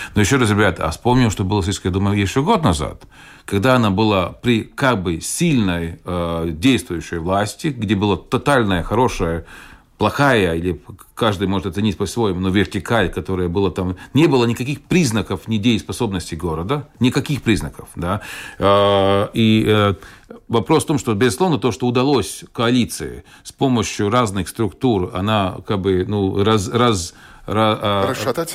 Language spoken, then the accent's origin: Russian; Valmiera, Vidzeme, Latvia; also born or lived in Purciems, Riga, Latvia; now in Jelgava, Latvia; бывший город Валмера, где, откуда я родом